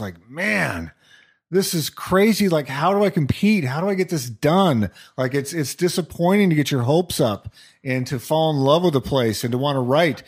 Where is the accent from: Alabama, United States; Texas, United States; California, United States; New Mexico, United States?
New Mexico, United States; moved away; Growing up in New Mexico